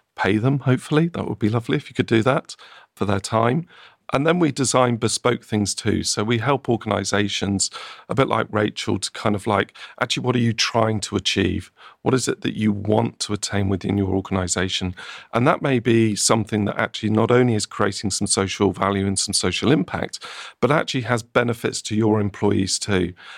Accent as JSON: {"language": "English", "town": "Oxford", "region": "South East England", "country": "United Kingdom", "tie": "born or raised there", "moved": "yes", "said": "I grew up around Oxford, lived around there, worked in Oxford"}